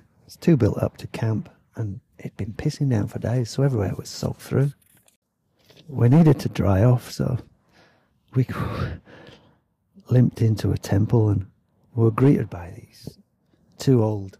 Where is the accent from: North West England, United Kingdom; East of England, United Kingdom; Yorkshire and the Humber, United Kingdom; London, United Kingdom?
Yorkshire and the Humber, United Kingdom; now in Thailand; I'd just like to apologise for my accent, because sometimes my words sound a bit weird because I'm from Yorkshire, and when I first came over here, I'd say stuff like money and honey